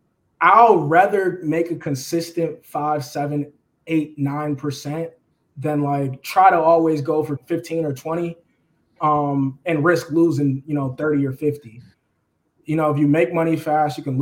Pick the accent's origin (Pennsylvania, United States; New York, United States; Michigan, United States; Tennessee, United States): Michigan, United States; Detroit; also born or lived in Grand Rapids, Michigan; I'm 25, born and raised in Detroit, Michigan.